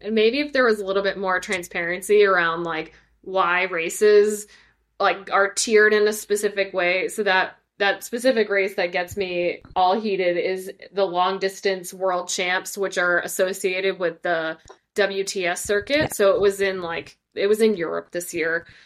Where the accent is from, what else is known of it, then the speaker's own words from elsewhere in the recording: Ireland; as an Irish person